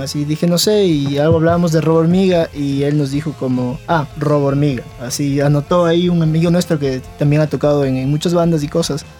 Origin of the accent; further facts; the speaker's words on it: Ecuador; Venimos desde Ecuador